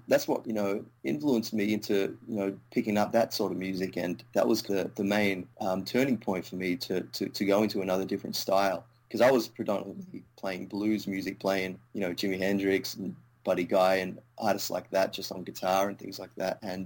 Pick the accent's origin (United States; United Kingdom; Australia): Australia; Melbourne, Victoria; also born or lived in India; Moved to Australia